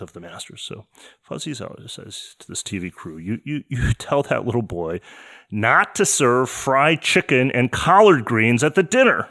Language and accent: English; Detroit, Michigan, United States; moved away as an adult; also born or lived in East Coast; now in San Francisco, United States; I grew up in Detroit in the nineteen seventies.